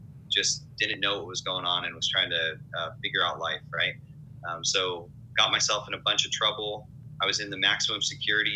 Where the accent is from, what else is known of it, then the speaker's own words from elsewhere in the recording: Riverside, California, United States; I'm from Riverside, California, born and raised